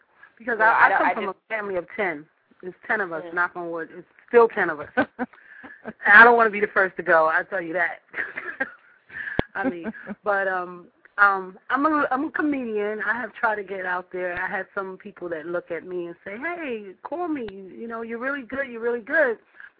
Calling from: New York, United States; I'm calling from New York

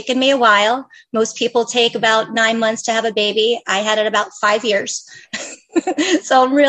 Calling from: Bend, Oregon, United States; I'm dialing in from Central Oregon. I'm in a little town called Bend, Oregon.

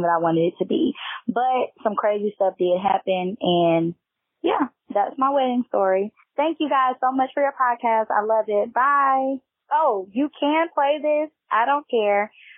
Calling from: Nashville, Tennessee, United States; I am calling from Nashville, Tennessee

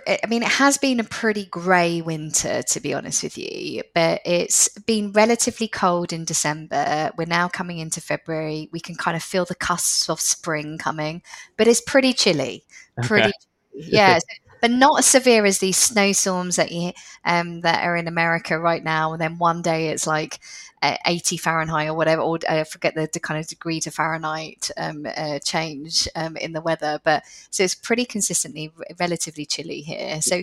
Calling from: London, United Kingdom; I am recording from a very sunny London.

